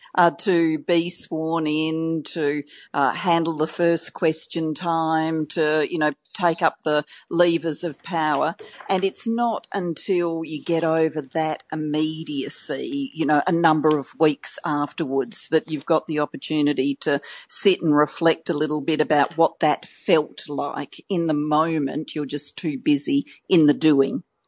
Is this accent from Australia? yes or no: yes; Australia; accent: Australian; my Australian accent